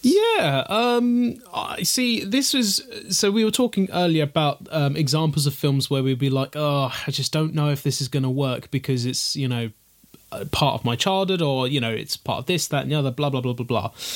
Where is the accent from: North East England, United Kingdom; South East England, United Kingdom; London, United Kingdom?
London, United Kingdom; speaking as a Londoner myself